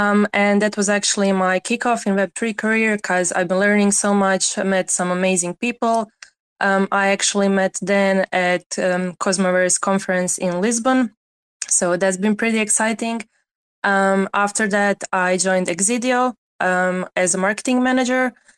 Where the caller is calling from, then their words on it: Croatia; English is a second language; So I'm speaking from Croatia. We got heat wave after heat wave here, so it was pretty fun.